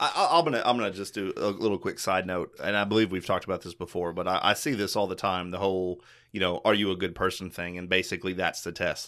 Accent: Kentucky, United States; I'm from Kentucky

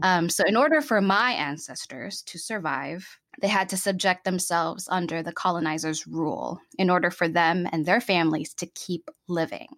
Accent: Philippines; English is a second language; moved away as an adult; also born or lived in Chicago, United States; now in Seattle, United States; I'm born and raised in the Philippines until I was about nineteen years old

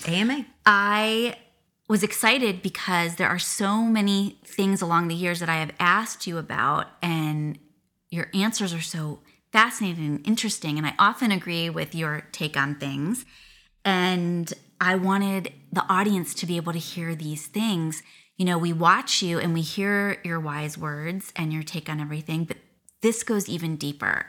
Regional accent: Akron, Ohio, United States; now in Las Vegas, United States; I grew up in Ohio

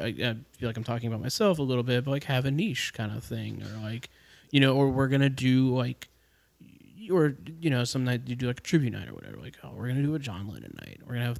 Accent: Jacksonville, Florida, United States; So when I was born in Jacksonville.

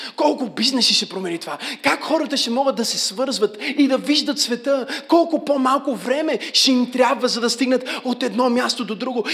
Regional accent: Bulgaria; аз съм от България

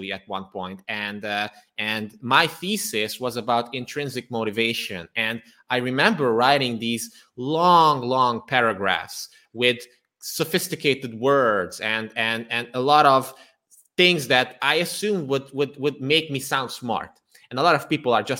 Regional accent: Transylvania, Romania; now in Budapest, Hungary; I was born and raised in Transylvania, which is part of Romania nowadays. But I am Hungarian, and nowadays I live in Budapest, Hungary.

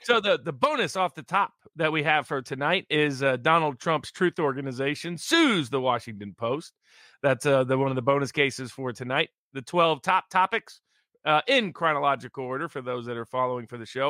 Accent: Chattanooga, Tennessee, United States; my hometown, which will feature in the last one of the last cases we'll discuss today, Chattanooga, Tennessee

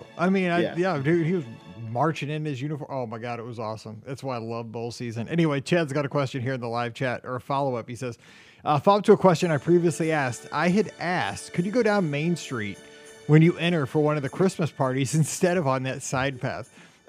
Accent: Sudbury, Ontario, Canada; I'm from Sudbury, Ontario, Canada.

